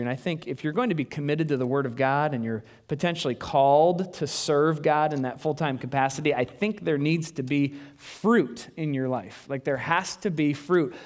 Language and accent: English; United States; also born or lived in Des Moines, Iowa; I'm white. I'm an American